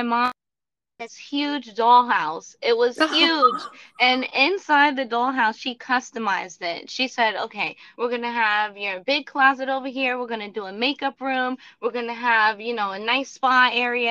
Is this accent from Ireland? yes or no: no; Dominican Republic; moved away; also born or lived in Orlando, Florida; I'm from Dominican background, so back in the country like where I come from, we grew up like on farms